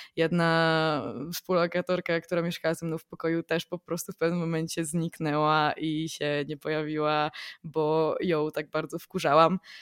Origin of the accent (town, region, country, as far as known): Poland; also born or lived in London